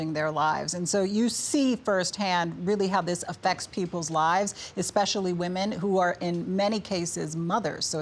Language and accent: English; New York, United States; New York State is one of those. That's my home state